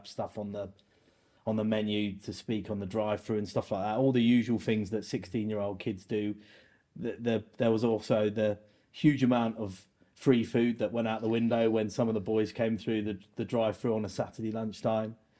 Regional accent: Wokingham, South East England, United Kingdom; I grew up in Berkshire, in Wokingham, a little town outside Reading

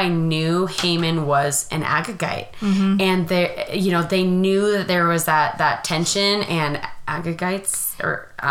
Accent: United States; I'm so American.

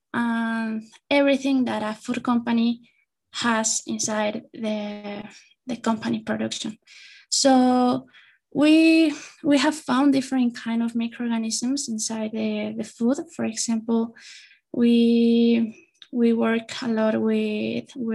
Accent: Querétaro, Mexico; I'm from Querétaro.

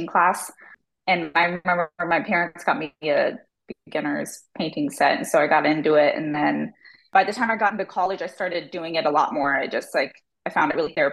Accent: Tempe, Arizona, United States; also born or lived in Phoenix / Seattle; I grew up in Tempe

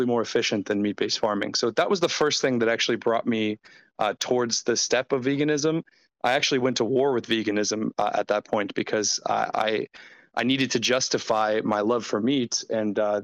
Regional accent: United States; I'm American

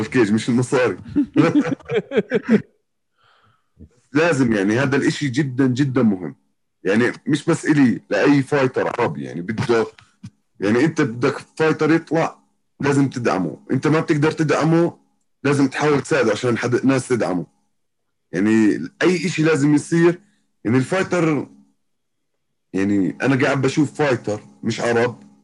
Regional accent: Jordan; عندنا بالاردن

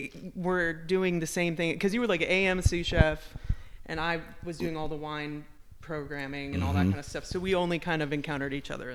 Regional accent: Chicago, Illinois, United States; moved away as an adult; also born or lived in San Francisco; now in Charlotte, United States; I'm from Chicago.

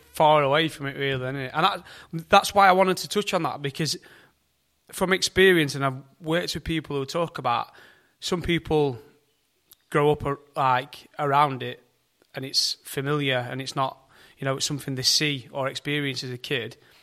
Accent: United Kingdom; we, we're, we're British

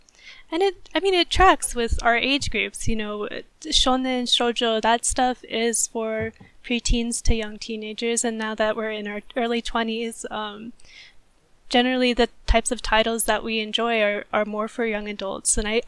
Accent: United States; You know, I'm an American animator, but on the Japanese side as well, you know, there's humans on the other side of that.

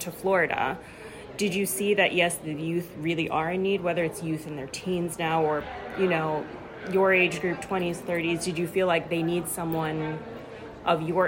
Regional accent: Dubai, United Arab Emirates; moved away; I grew up in Dubai

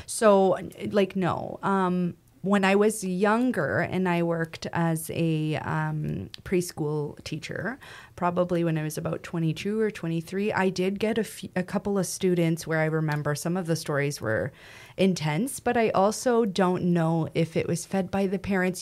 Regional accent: Western Canada, Canada; I'm from Western Canada

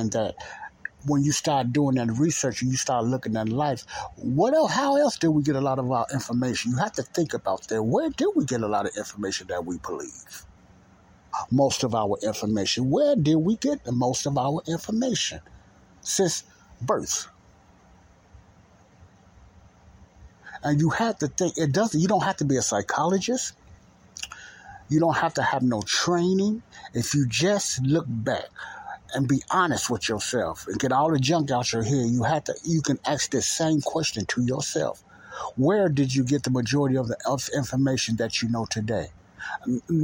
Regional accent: United States; my beloved country, United States of America.

